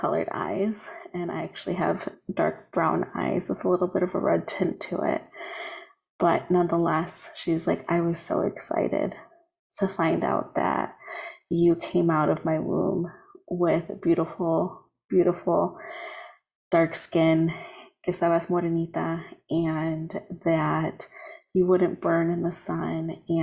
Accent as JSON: {"language": "English", "country": "United States", "tie": "born or raised there", "said": "my hometown. There's a 5K that goes on. It's called the Foxtrot because we're on the Fox River"}